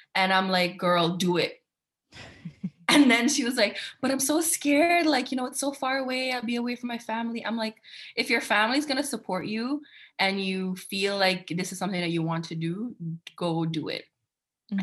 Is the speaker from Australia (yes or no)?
no; Guyana; moved away as an adult; also born or lived in Canada; now in Switzerland; I'm Guyanese. I was born in Guyana. I lived there for 20 years, and then we moved